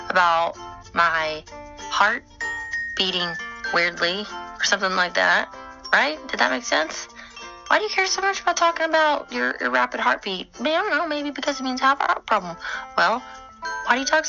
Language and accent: English; Texas, United States; I'm from Texas